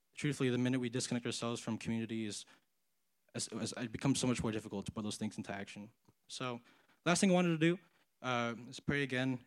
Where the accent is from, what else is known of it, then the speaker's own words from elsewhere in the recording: San Antonio, Texas, United States; moved away as an adult; now in Los Angeles, United States; I'm from San Antonio, Texas